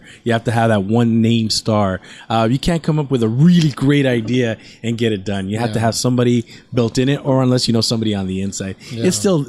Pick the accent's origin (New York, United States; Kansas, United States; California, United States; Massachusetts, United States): California, United States; Huntington Park; I'm Nicaraguan. My family's from Nicaragua, but I grew up in Huntington Park.